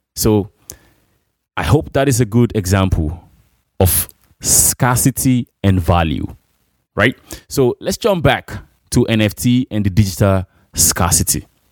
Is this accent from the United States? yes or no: no; Nigeria; moved away; in my hometown in Imo Rare City or Abia State